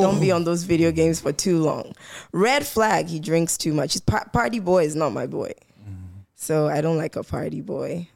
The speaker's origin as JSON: {"language": "English", "region": "Volta", "country": "Ghana", "said": "I'm from the Volta region in Ghana"}